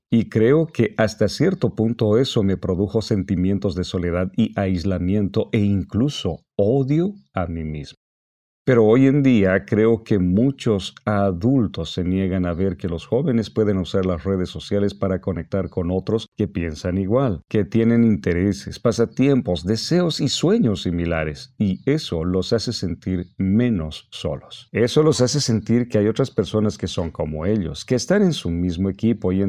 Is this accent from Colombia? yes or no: no; Orlando, Florida, United States; Pues yo crecí en Orlando y siempre estuve muy interesado en ver series dramáticas de crimen, como CSI o La Ley y el Orden.